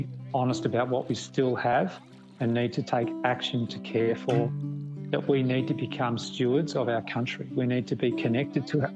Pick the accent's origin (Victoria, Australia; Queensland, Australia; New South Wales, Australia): Victoria, Australia; Kerang; From where I grew up in Kerrang